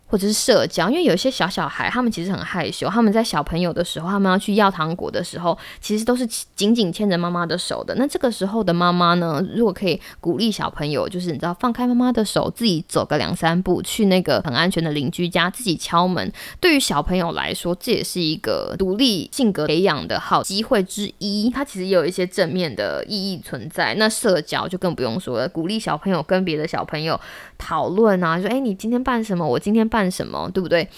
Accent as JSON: {"language": "Chinese", "country": "Taiwan", "moved": "as an adult", "said": "我以前在台湾的时候"}